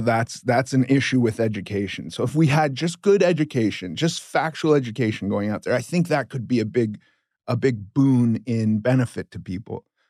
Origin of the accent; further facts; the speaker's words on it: Los Angeles, California, United States; I grew up in Los Angeles